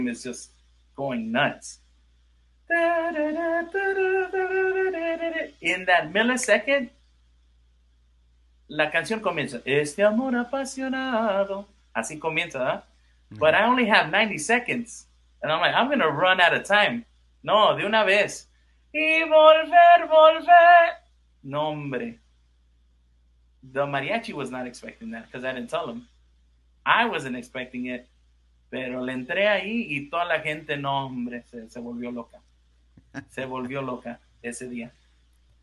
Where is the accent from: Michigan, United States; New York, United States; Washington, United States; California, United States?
California, United States; Los Angeles; I'm from California and from